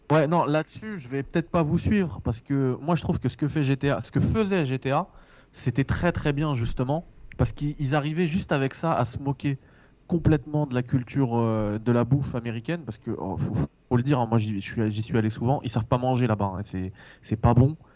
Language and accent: French; France; je suis français, frère. Je suis français